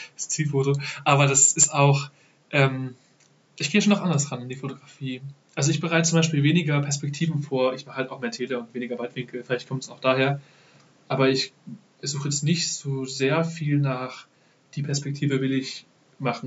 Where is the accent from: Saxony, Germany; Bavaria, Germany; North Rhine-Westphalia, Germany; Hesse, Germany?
Saxony, Germany; Dresden; also born or lived in Ravensburg; Ich komme direkt aus Dresden